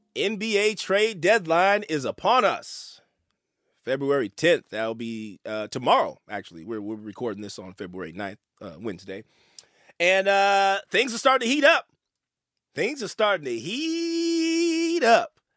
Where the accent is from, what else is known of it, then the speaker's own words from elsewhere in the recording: the Bay Area, California, United States; I'm from the Bay.